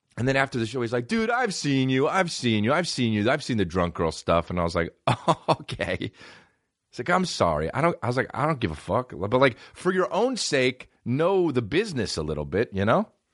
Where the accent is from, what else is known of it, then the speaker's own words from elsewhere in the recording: United States; I'm American